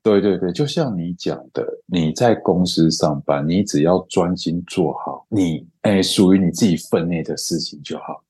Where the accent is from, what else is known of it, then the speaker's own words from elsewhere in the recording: Pingtung County, Taiwan; also born or lived in Los Angeles; 我小时候是在屏东，我的国中国小都在屏东